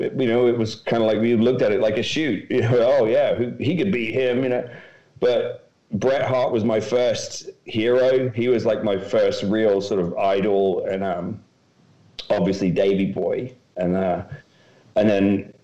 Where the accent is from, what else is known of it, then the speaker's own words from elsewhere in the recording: Docking, East of England, United Kingdom; I grew up in Docking, a little village, probably had 1,000 people in it. And so when you grow up in rural Norfolk like